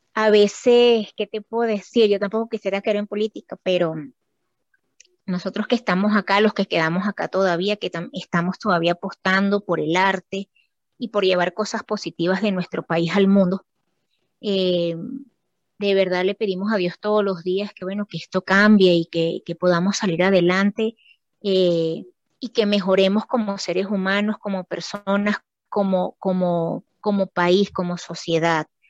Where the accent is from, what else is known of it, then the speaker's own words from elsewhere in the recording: Venezuela; yo soy de Venezuela